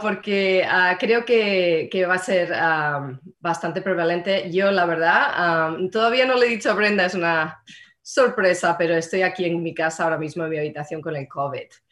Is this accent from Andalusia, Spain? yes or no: no; Madrid, Community of Madrid, Spain; now in Marin County, United States; en Madrid, donde, de donde soy yo